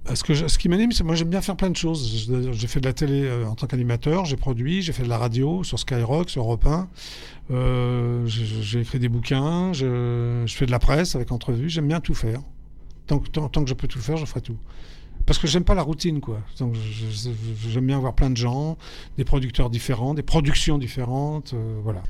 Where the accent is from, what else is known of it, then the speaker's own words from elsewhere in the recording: Paris, Île-de-France, France; j'ai grandi, je suis né à Paris, donc j'ai grandi à Paris 11e, avenue Parmentier